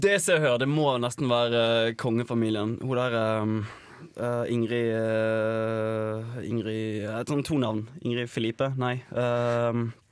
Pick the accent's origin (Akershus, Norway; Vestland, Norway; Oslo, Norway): Vestland, Norway; Os; moved away as an adult; now in Trondheim, Norway; født og oppvokst i Os